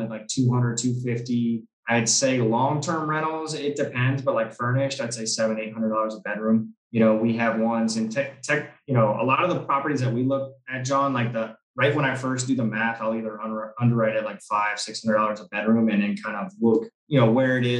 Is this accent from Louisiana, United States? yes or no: yes; New Orleans, Louisiana, United States; moved away as an adult; now in Cabo San Lucas, Mexico; my entire life growing up in New Orleans